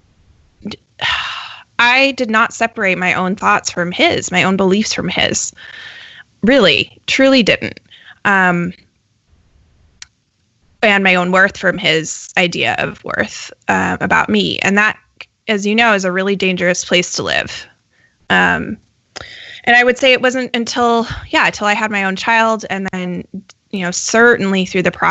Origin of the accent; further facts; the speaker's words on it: Colorado, United States; I grew up in Colorado